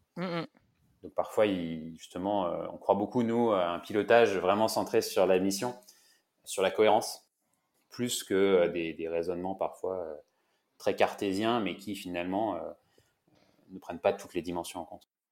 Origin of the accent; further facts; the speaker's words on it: Brittany, France; je suis breton